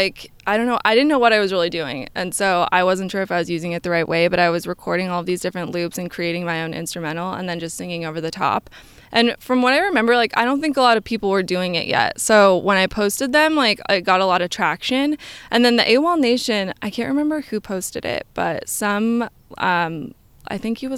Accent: Lake Oswego, Oregon, United States; also born or lived in New York; I grew up in Lake Oswego, a little town outside of Portland, and I was there up until I went to college in New York.

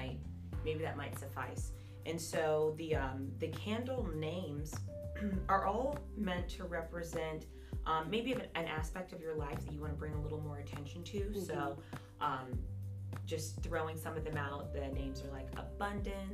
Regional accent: Jacksonville, Florida, United States; born and raised in Jacksonville

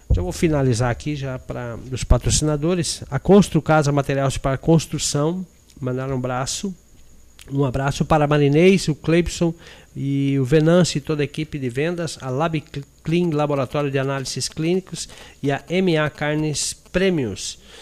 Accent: Paraná, Brazil; Eu sou lá do Paraná

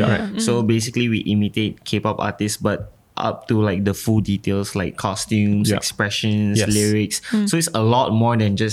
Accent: Penang, Malaysia; moved away; I'm from Penang.

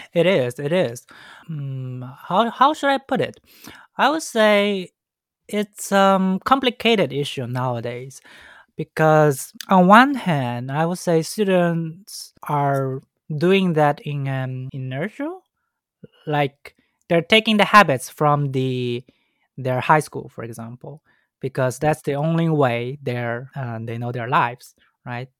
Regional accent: Shanghai, China; English is a second language; I was born and raised in Shanghai.

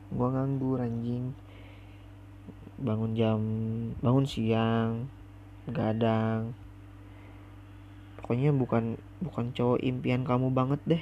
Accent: West Java, Indonesia; accent: Sunda kasar; Indonesian is a second language; awal perkenalan gue juga masih kaku ngomong bahasa Indonesia soalnya gue juga orang Sunda kan Sundanya Sunda kasar lagi

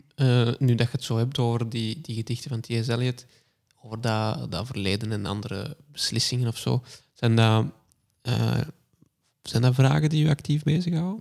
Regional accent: Kempen, Flanders, Belgium; onze Kempische kleinburgerlijkheid

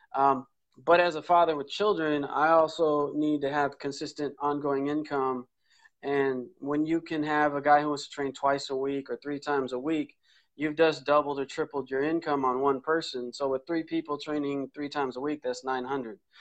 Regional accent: Oceanside, California, United States; I grew up in North County, San Diego, Oceanside, uh, back gate of Camp Pendleton

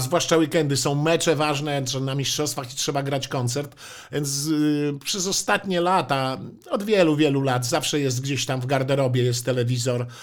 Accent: Warmian-Masurian Voivodeship, Poland; moved away; also born or lived in Warsaw; pochodzę z Mazur

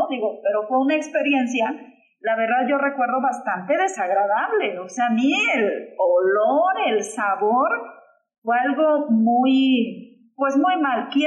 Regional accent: Tecpan de Galeana, Guerrero, Mexico; yo soy de la Costa Grande, de Tecpan de Galeana, orgullosamente

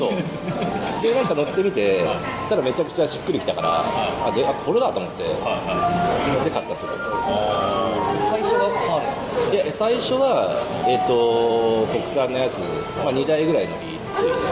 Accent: Yamaguchi, Japan; 山口県出身だから

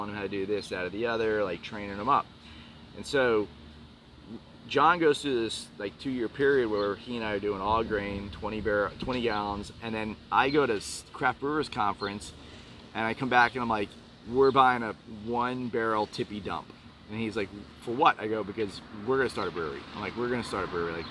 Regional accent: New York City, New York, United States; now in Houston, United States; Being a New Yorker

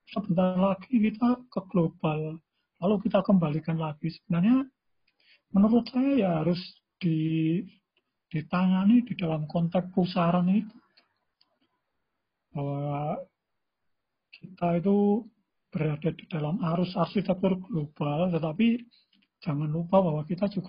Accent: Java, Indonesia; first language Javanese; Indonesian is a second language; Uh, saya di Jawa ini ya, ya saya bahasa ibu saya bahasa Jawa gitu.

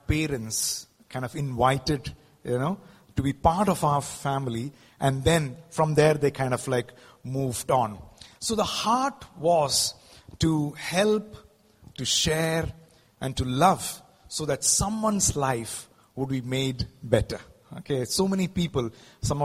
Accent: Mumbai, Maharashtra, India; also born or lived in South India; I'm basically from the south, but I grew up in Mumbai.

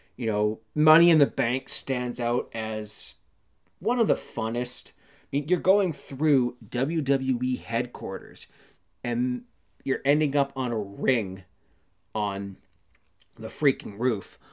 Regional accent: Canada; I'm Canadian

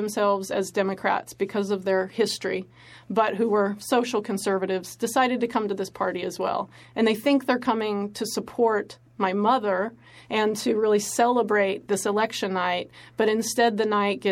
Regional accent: West Texas-New Mexico border, United States; I grew up on the West Texas-New Mexico border, about 2 hours north of Mexico

